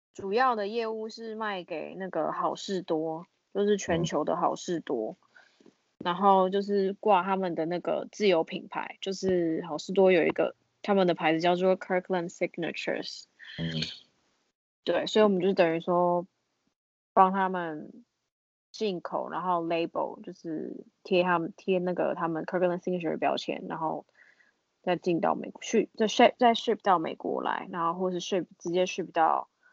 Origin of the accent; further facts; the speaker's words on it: Taiwan; now in Texas, United States; 唯一一个台湾人